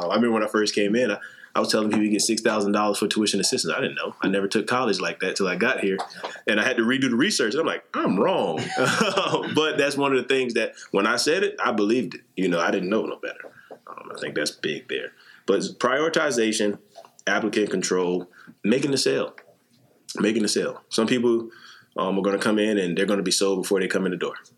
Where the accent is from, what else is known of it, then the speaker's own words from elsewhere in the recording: South Carolina, United States; moved away as an adult; I'm from South Carolina, small town